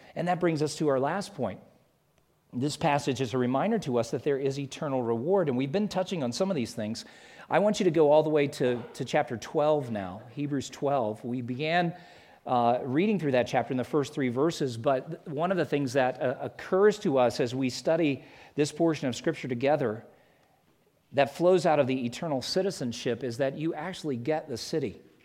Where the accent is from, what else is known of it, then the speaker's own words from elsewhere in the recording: South Carolina, United States; moved away as an adult; also born or lived in Atlanta, Georgia / Alabama; I'm from South Carolina because that's where I lived forty-five of my fifty years before we moved out here